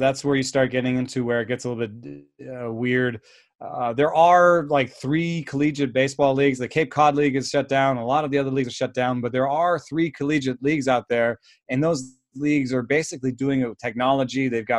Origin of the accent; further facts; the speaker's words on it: Germany; also born or lived in Jamaica; now in United States; my story is that I was born in Jamaica to German parents, lived in Germany, and came to America.